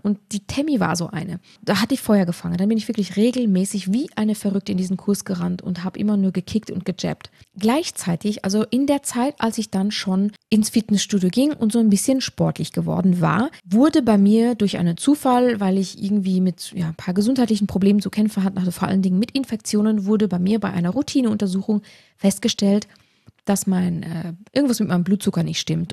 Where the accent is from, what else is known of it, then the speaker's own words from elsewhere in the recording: Luxembourg; now in Tyrol, Austria; ich war eine der ersten Trainerinnen in Tirol tatsächlich, als Luxemburgerin